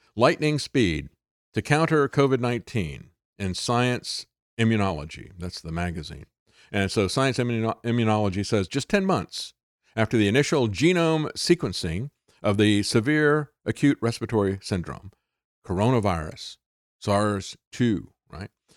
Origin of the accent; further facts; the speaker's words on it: Florida, United States; I grew up in Florida